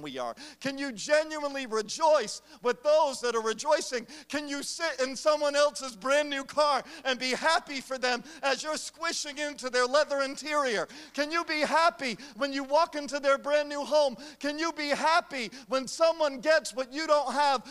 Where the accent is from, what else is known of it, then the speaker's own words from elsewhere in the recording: United States; I am an American